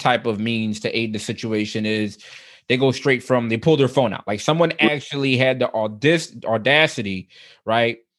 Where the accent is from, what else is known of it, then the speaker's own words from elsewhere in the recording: Philadelphia, Pennsylvania, United States; he grew up about 6-7 blocks away from the house that I grew up in. Like we're both from the Germantown section of Philadelphia.